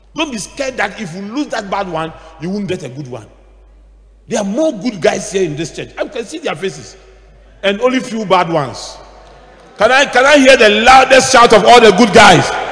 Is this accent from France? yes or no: no; Accra, Greater Accra, Ghana; we grew up in Adabraka